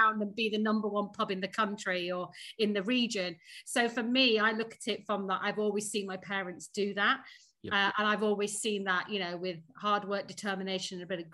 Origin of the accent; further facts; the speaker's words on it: Sheffield, Yorkshire and the Humber, United Kingdom; accent: northern; moved away as an adult; also born or lived in Surrey; now in London, United Kingdom; I am a Sheffield bird. I grew up in Sheffield.